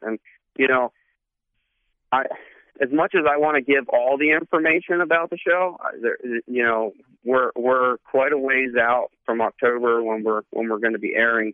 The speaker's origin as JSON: {"language": "English", "region": "Pennsylvania", "country": "United States", "moved": "yes", "said": "I'm from Pennsylvania originally, so we call him pap"}